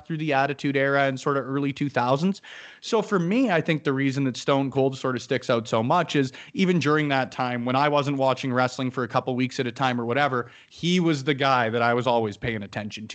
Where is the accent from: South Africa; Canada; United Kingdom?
Canada; as a Canadian